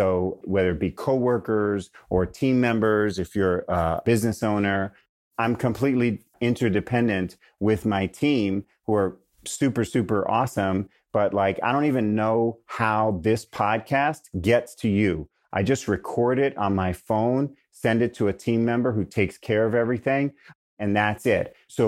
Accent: New York, United States; now in California, United States; Now I know I'm really a Californian because I have shifted from calling the grocery store a supermarket, which is what we call it in New York, to a grocery store.

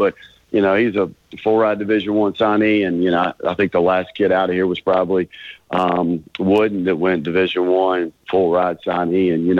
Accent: West Virginia, United States; moved away; I'm from West Virginia

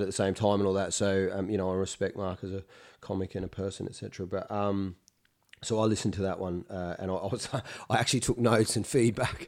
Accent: Adelaide, South Australia, Australia; moved away as an adult; also born or lived in Melbourne / Edinburgh; now in United Kingdom; where I grew up in Adelaide

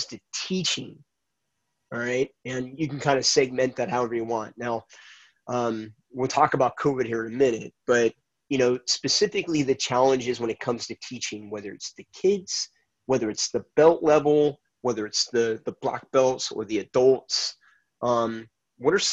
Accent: Laguna Hills, California, United States; I grew up here in Laguna Hills

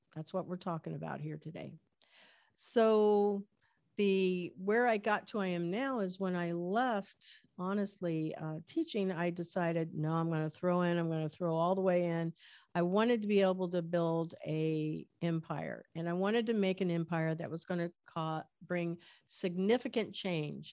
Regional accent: Medicine Lodge, Kansas, United States; I was born in Kansas in a little town called Medicine Lodge, Kansas

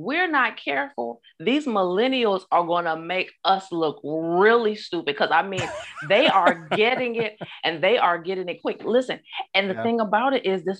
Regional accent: Augusta, Georgia, United States; back in my hometown, Augusta, Georgia

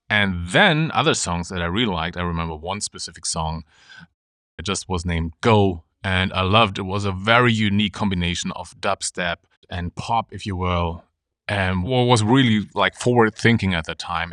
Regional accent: Germany; born or raised there; moved away as an adult; also born or lived in Munich

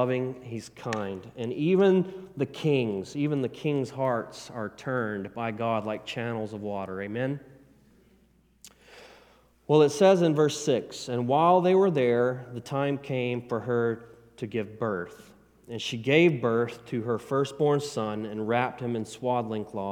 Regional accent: the South, United States; I'm a country boy. I'm from the South, and it's Eder, okay? We say Eder

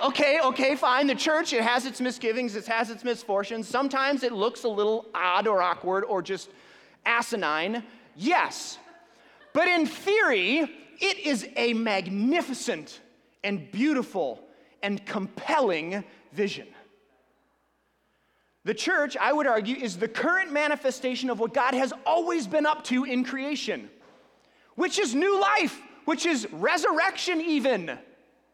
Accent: United States; we're American

